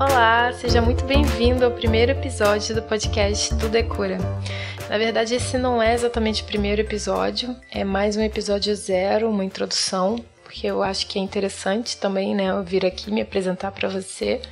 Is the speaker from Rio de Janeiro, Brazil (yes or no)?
yes; Rio de Janeiro, Brazil; now in Florianópolis, Brazil; sou carioca, mas atualmente moro em Floripa, na Ilha da Magia